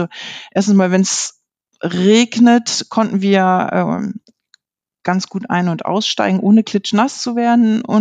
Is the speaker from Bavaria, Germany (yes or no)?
no; Lower Saxony, Germany; ich komme aus der Gegend von Osnabrück. Es ist noch nördliches Westfalen